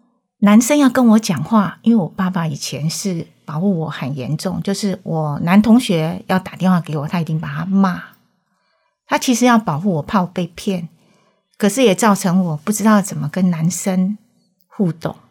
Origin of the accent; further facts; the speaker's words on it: Chiayi, Taiwan; 我三岁的时候在嘉义的眷村长大